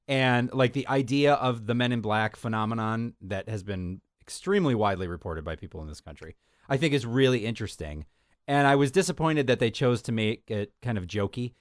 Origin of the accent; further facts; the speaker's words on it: United States; our country